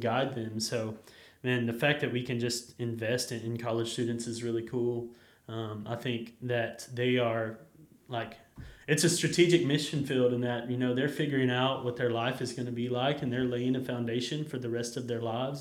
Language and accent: English; Jacksonville, Texas, United States; I grew up in Jacksonville, Texas, just about an hour from here